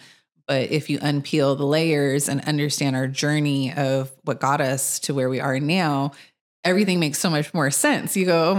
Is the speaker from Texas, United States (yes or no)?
no; Los Angeles, California, United States; I grew up in Mid City in Los Angeles.